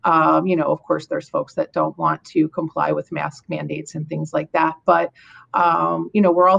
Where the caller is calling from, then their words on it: Toledo, Ohio, United States; I'm calling from Toledo, Ohio. We're in Northwest Ohio, just south of the Michigan border.